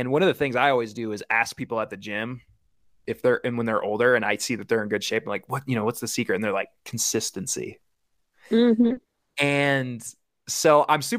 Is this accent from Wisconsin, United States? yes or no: yes; Wisconsin, United States; now in Washington, United States; my home state of Wisconsin